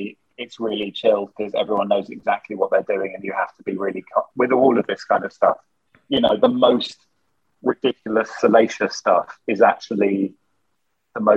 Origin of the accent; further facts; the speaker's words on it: United Kingdom; we're British